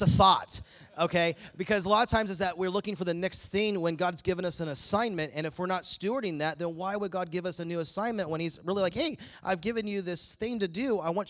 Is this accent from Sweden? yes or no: no; East Coast, United States; now in Bakersfield, United States; I'm from the East Coast